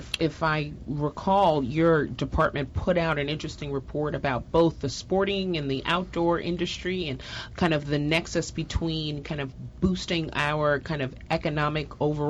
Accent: New York, United States; So I'm from New York for our listeners, and every now and then I'm going to say something like car or door, and then you'll hear it come out. But growing up in New York

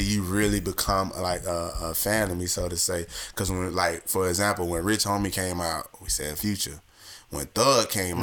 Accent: Fort Lauderdale, Florida, United States; moved away; I'm from like in Florida, Broward County, Fort Lauderdale

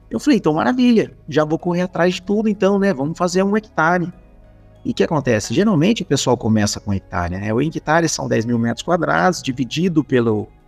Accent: Espírito Santo do Pinhal, São Paulo, Brazil; Tá errado isso aqui, ó. Eu sou do Espírito Santo do Pinhal. Eu viajei.

